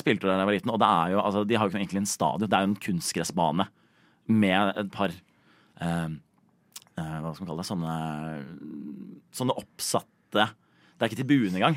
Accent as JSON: {"language": "Norwegian", "region": "Oslo", "country": "Norway", "tie": "born or raised there", "said": "jeg vokste opp på et sted som heter, som heter Bekkelaget"}